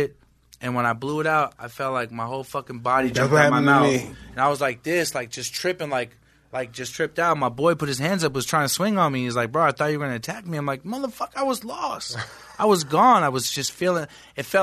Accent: San Francisco, California, United States; I'm from San Francisco, California

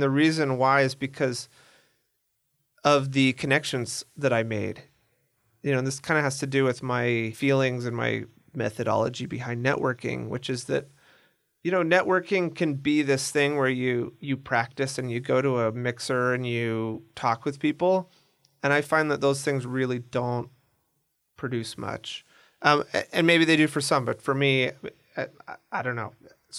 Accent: Seattle, Washington, United States; now in Argentina; I'm from Seattle.

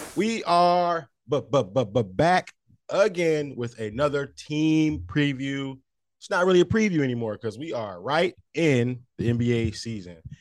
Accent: Saginaw, Michigan, United States; my hometown, Saginaw, Michigan, Saginaw Pride

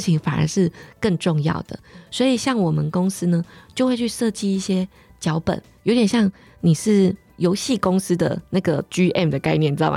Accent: Pingtung County, Taiwan; 因为我是屏东人嘛，所以我很小的时候我就想要去很远的地方

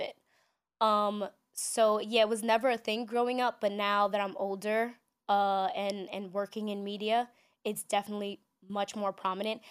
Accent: New York City, New York, United States; growing up in New York City, we're so diverse

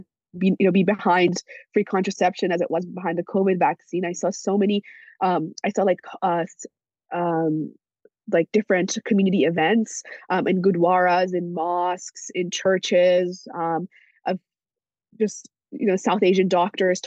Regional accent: Iran; now in British Columbia, Canada; my family's from Iran. I'm from Iran. I speak Farsi

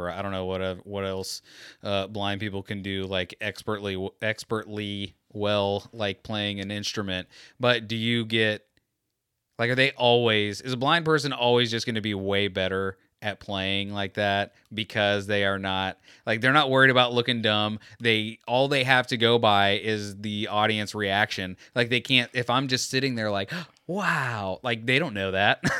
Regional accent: United States; I'm American.

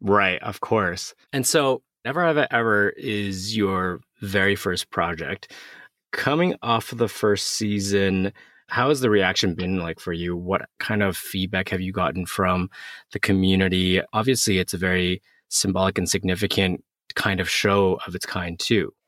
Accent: Canada; growing up in Canada, I was also born in Canada

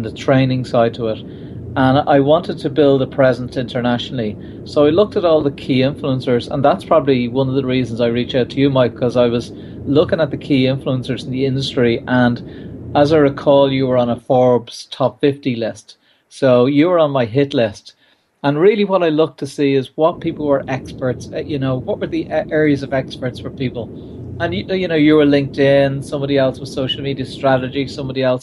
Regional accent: Ireland; I'm Irish.

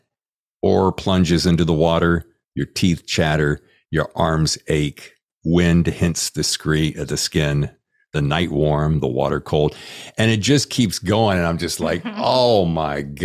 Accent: North Carolina, United States; I grew up in North Carolina

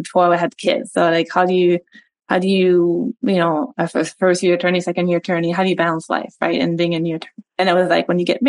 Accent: Montreal, Quebec, Canada; first language French; English is a second language; moved away as an adult; now in United States; So I was recruited to play tennis for USF when I was 19, 18, from Montreal. So spoke French my entire life. That was my first language.

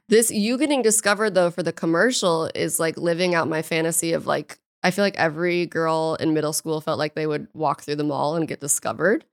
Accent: St. Louis, Missouri, United States; I'm from Saint Louis, Missouri

